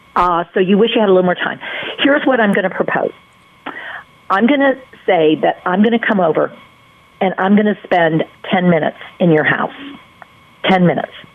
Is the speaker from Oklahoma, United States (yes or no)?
no; North Carolina, United States; I'm from North Carolina